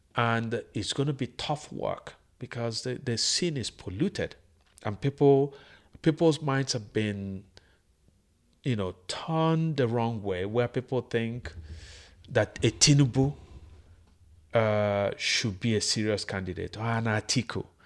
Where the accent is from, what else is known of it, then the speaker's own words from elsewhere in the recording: Nigeria; This is my country